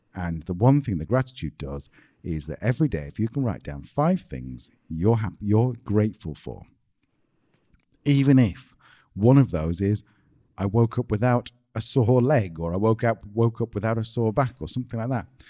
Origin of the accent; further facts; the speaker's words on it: United Kingdom; we're British